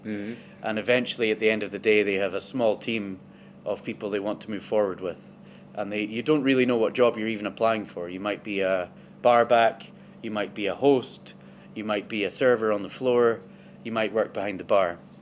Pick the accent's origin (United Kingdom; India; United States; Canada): United Kingdom; Inverness, Scotland; i am from Inverness originally. That's where I was born and where I grew up.